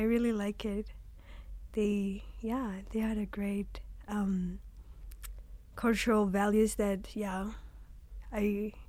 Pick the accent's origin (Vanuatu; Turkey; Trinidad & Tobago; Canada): Vanuatu; moved away as an adult; now in Hawaii, United States; I was raised in Vanuatu since my mom is from Vanuatu